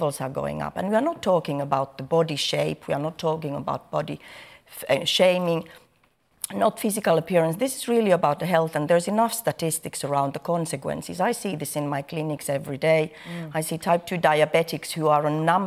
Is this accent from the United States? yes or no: no; Finland; moved away; I'm coming from a different culture, first of all. I'm coming from Finland, where children are weighed from the moment they are born